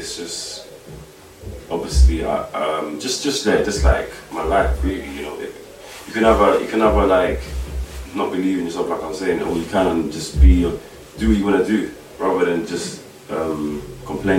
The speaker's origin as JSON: {"language": "English", "region": "London", "country": "United Kingdom", "tie": "born or raised there", "said": "I was born in the UK, London, and my family's from Africa, Congo"}